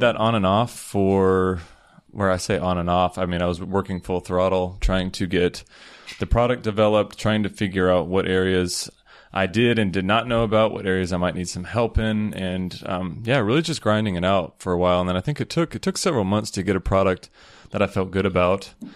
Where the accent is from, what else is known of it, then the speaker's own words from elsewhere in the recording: Peachtree City, Georgia, United States; moved away as an adult; now in Chiang Mai, Thailand; I grew up in Peachtree City, Georgia.